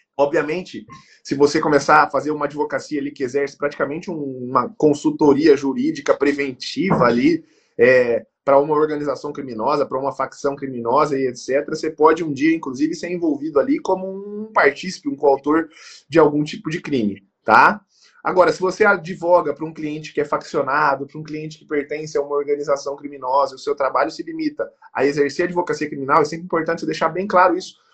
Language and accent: Portuguese; Campo Grande, Mato Grosso do Sul, Brazil; somos de Campo Gr-, somos de Campo Grande, Mato Grosso do Sul